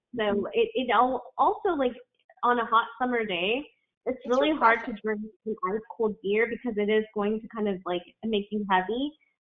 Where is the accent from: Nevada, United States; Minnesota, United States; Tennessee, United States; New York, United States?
Tennessee, United States; I grew up in Tennessee in a really small town